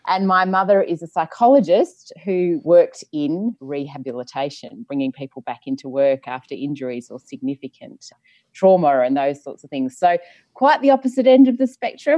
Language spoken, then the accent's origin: English; Perth, Western Australia, Australia; I grew up in Perth, so I knew that Hammersley, I lived in the suburb of Hammersley